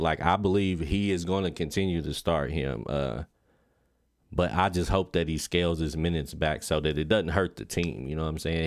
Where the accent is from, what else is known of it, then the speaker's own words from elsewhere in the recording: Lexington, Kentucky, United States; I'm from Lexington, Kentucky, born and raised